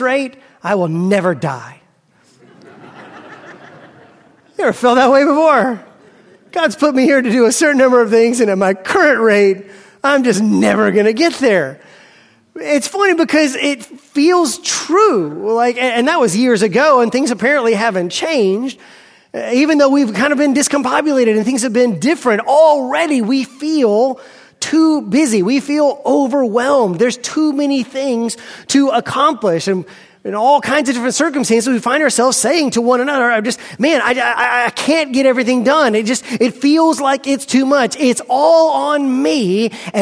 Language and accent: English; United States; I am an American